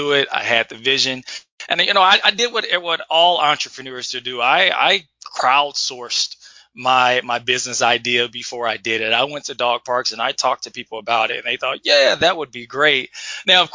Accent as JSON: {"language": "English", "town": "Edwardsville", "region": "Illinois", "country": "United States", "tie": "born or raised there", "said": "growing up in Edwardsville, I was very social, had lots of friends, being a part of the basketball team"}